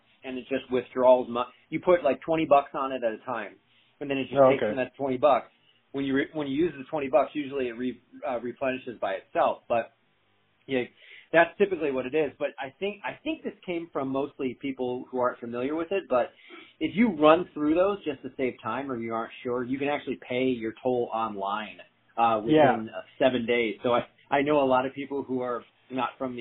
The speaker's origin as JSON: {"language": "English", "town": "Chicago", "region": "Illinois", "country": "United States", "also_born_or_lived": "Scottsdale, Arizona / Phoenix, Arizona / Mesa, Arizona", "said": "as a Chicagoan"}